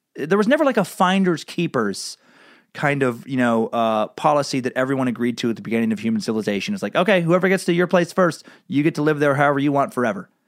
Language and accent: English; Riggins, Idaho, United States; Riggins, Idaho, my hometown